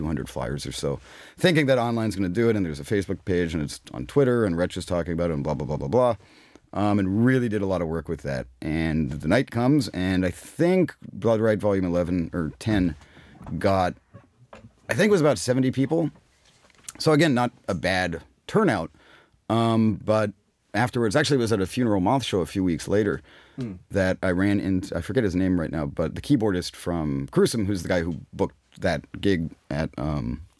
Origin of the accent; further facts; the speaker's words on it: Pittsburgh, Pennsylvania, United States; I'm from Pittsburgh